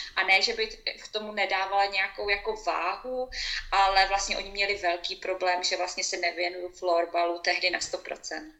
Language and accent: Czech; Uherský Brod area, Zlín Region, Czechia; moved away as an adult; also born or lived in Liberec / Finland / Ostrava; now in Switzerland; studovala základní školu, ten první stupeň u nás na vesnici